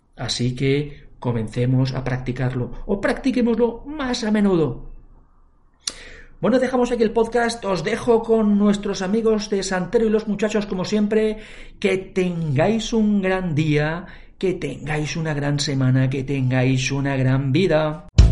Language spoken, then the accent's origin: Spanish; Valencia, Valencian Community, Spain; soy de Valencia, en Valencia mm, hablamos el valenciano